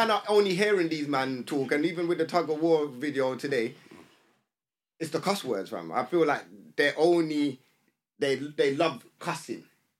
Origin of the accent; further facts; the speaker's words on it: England, United Kingdom; We was born here.